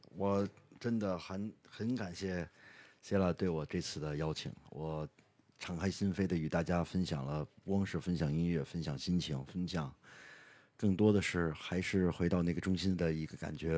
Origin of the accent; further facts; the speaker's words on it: China; 作为一个中国人对长城的那个场景的一个概念是什么